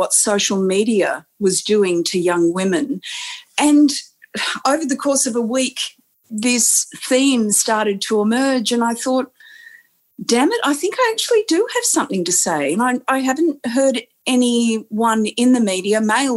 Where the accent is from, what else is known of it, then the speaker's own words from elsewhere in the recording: Campbelltown, New South Wales, Australia; I'd lived a pretty sheltered life growing up in Campbelltown